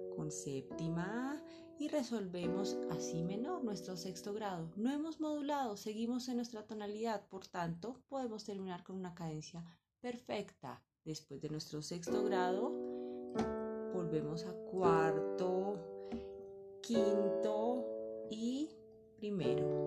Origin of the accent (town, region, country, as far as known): Colombia